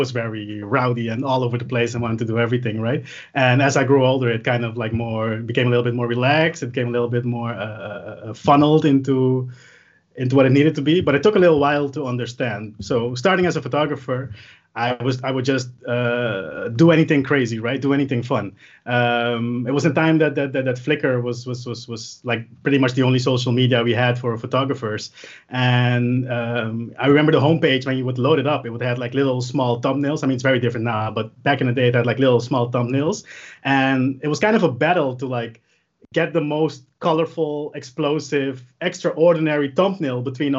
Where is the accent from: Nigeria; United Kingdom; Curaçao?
Curaçao; now in Netherlands; It was because I moved from Curaçao to the Netherlands and my parents and my whole family still lived over there.